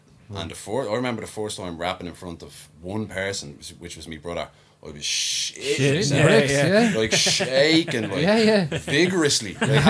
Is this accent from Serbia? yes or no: no; Dublin, Leinster, Ireland; Growing up, and then I'm living around the corner from it now. But, yeah, but growing up in Parmestown